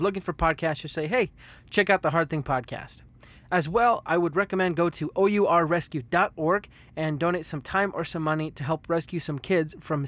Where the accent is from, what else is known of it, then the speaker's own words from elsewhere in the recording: United States; me being American